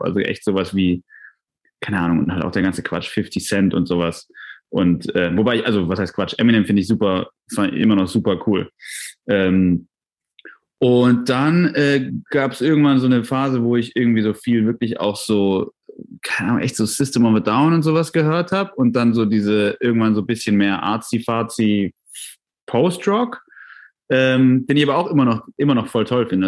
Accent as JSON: {"language": "German", "town": "Tübingen", "region": "Baden-Württemberg", "country": "Germany", "tie": "born or raised there", "said": "in Tübingen, wo ich aufgewachsen bin"}